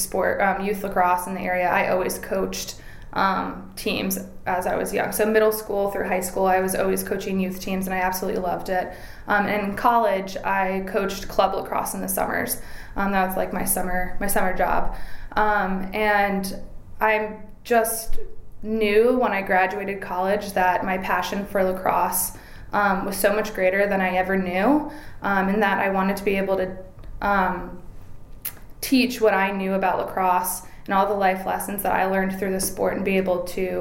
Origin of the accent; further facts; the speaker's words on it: Cary, North Carolina, United States; grew up in Cary, which was growing like crazy.